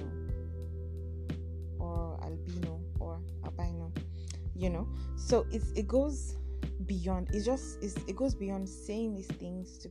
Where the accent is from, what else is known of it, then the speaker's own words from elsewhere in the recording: Nigeria; I am a Nigerian